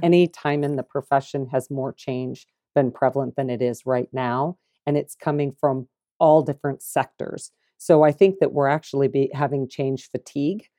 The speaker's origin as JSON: {"language": "English", "town": "Des Moines", "region": "Iowa", "country": "United States", "tie": "born or raised there", "moved": "as an adult", "lives_now": "Kansas City, United States", "said": "growing up in Iowa, in the city, Des Moines"}